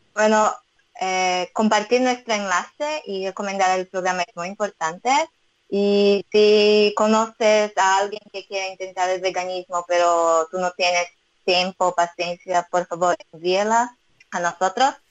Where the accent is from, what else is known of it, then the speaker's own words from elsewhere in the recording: Brazil; Spanish is a second language; moved away as an adult; now in Israel; mis padres son japoneses, yo nací, y crecí en Brasil